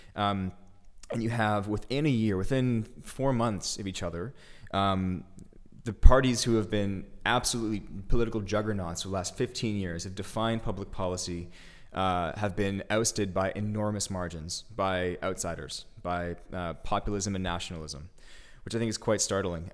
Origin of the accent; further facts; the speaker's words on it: Canada; now in Berlin, Germany; I'm from, I'm from Canada